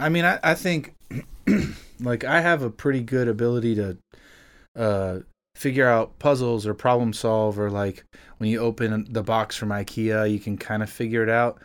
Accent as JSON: {"language": "English", "town": "Miami", "region": "Florida", "country": "United States", "tie": "born or raised there", "moved": "as an adult", "lives_now": "Nashville, United States", "said": "I'm originally from South Florida. I was born and raised in Miami, actual Miami"}